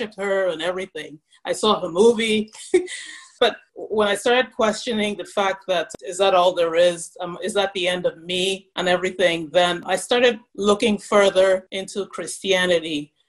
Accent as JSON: {"language": "English", "country": "Cameroon", "tie": "born or raised there", "also_born_or_lived": "Nigeria / United States", "said": "See, I grew up in Cameroon and Nigeria, but I spent the first 4 years of my life in the U.S."}